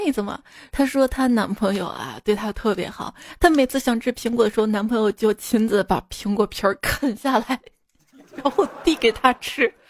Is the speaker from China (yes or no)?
yes; China; 原来足球也能让我们中国人骄傲的，干脆搞个双喜临门，把男足解散了得了。